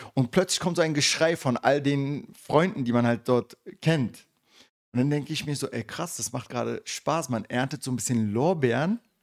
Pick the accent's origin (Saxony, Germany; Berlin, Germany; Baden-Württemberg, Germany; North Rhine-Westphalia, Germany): Berlin, Germany; Und ich bin im Wedding halt äh, geboren und aufgewachsen. Ja, also äh, Westberliner richtig.